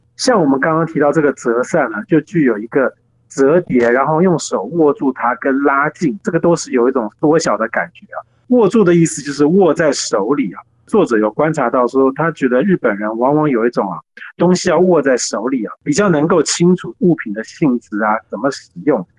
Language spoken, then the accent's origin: Chinese; Taiwan; 我们是自己身为台湾人